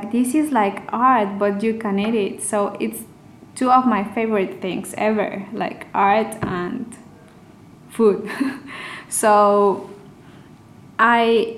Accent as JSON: {"language": "English", "region": "Querétaro", "country": "Mexico", "tie": "born or raised there", "also_born_or_lived": "Mexico City / Paris", "moved": "as an adult", "said": "I was born actually in Mexico City, but I grew up in Querétaro."}